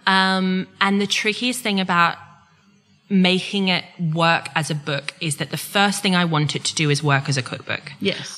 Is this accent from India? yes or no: no; Queensland, Australia; now in England; I'm from Queensland, not from Victoria or Tasmania